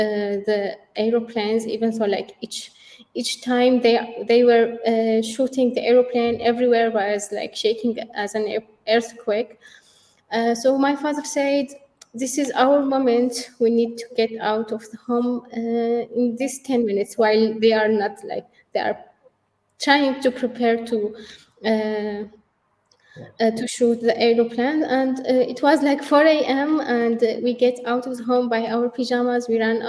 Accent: Syria; now in Turkey; when we came to Turkey, we came from Syria to Turkey. That was the only place which would be safe for us.

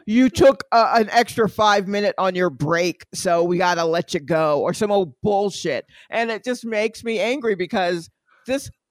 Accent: Atlanta, Georgia, United States; I am from Atlanta

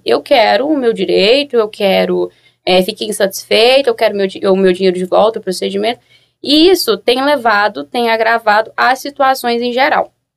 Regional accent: Goiânia, Goiás, Brazil; Sou de Goiânia

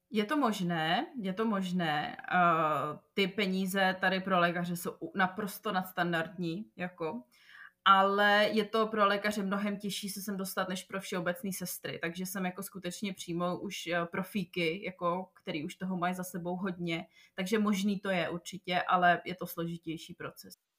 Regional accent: Czechia; moved away as an adult; also born or lived in Prague; now in Jeddah, Saudi Arabia; u nás v Čechách

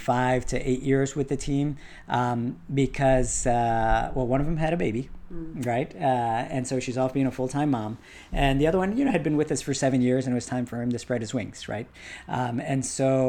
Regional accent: Washington, District of Columbia, United States; we were born and bred here

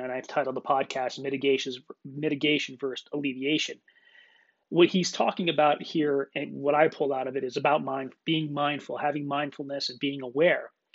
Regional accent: Clarks Summit, Pennsylvania, United States; where we grew up in Northeastern Pennsylvania outside of Scranton, PA, Clark Summit area.

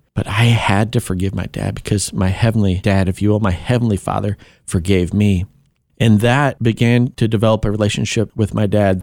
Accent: Kankakee, Illinois, United States; born or raised there; also born or lived in Tennessee

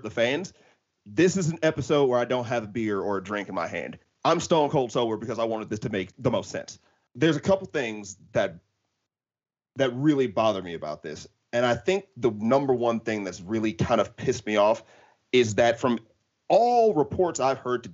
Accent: United States; I'm not fucking from Merseyside. Like, I'm a proper American.

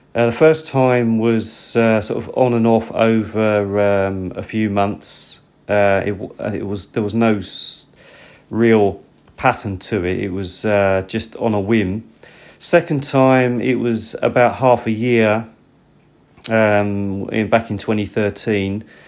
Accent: United Kingdom; now in Japan; I'm actually British

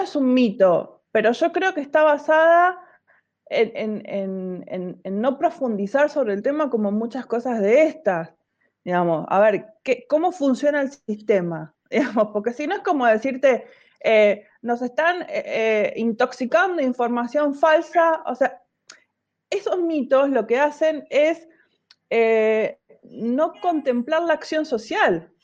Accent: La Plata, Buenos Aires Province, Argentina; moved away as an adult; now in Buenos Aires, Argentina; en realidad nací en La Plata, en el centro, pero viví mucho tiempo en Tolosa, casi todo el tiempo que viví, todo el tiempo que viví en La Plata, o la mayor parte, viví en Tolosa, sí

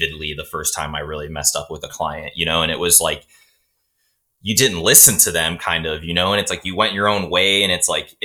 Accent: Cleveland, Ohio, United States; we're both from Cleveland, Ohio area

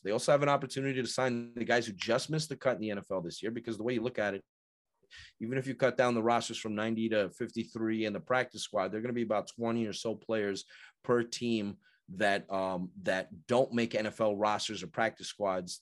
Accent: United States; moved away; I'm originally from New York, so I'm used to saying certain words

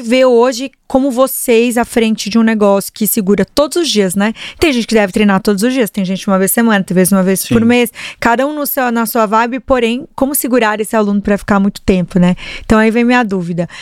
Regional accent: Paraná, Brazil; eu sou paranaense

